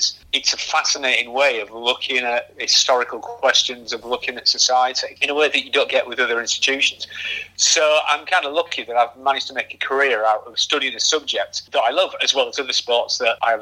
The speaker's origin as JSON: {"language": "English", "town": "Hull", "region": "Yorkshire and the Humber", "country": "United Kingdom", "tie": "born or raised there", "said": "I was born in Hull"}